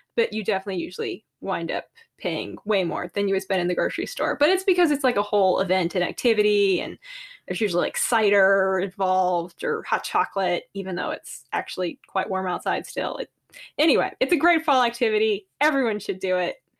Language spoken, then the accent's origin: English; Massachusetts and New Hampshire, United States; moved away; also born or lived in Georgia; I grew up in Massachusetts and New Hampshire